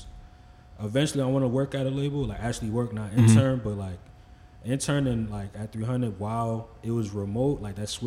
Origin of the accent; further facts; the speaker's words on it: Franklin, United States; I'm from Franklin